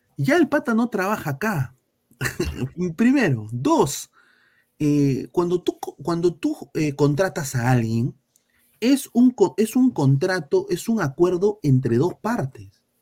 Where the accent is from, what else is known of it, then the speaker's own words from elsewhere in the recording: Peru; now in United States; yo, que soy peruano, que nací en Perú, nacionalizado estadounidense